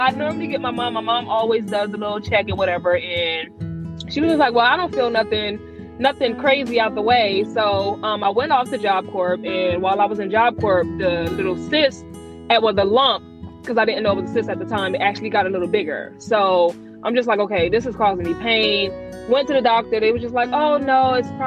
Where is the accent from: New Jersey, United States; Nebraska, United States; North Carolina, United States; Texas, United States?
New Jersey, United States; moved away as an adult; also born or lived in Georgia; now in Atlanta, United States; I'm actually from Jersey